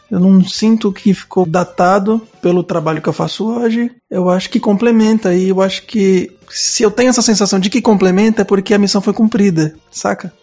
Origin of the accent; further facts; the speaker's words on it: Cubatão, São Paulo, Brazil; now in Guarulhos, Brazil; Eu sou nascido em Cubatão, no interior